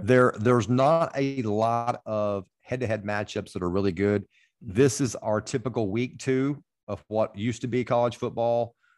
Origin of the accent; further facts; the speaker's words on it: Arkansas, United States; I was born in Arkansas and I have followed Arkansas football since I was one year old.